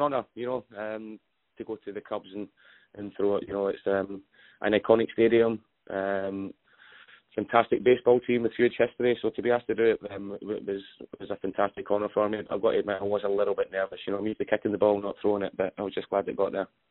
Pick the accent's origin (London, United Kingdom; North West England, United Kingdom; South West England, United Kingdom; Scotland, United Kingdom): Scotland, United Kingdom; I'm a Scotsman